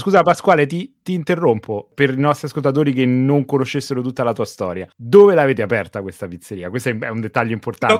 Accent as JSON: {"language": "Italian", "town": "Rome", "region": "Lazio", "country": "Italy", "accent": "Roman", "said": "col mio accento romano"}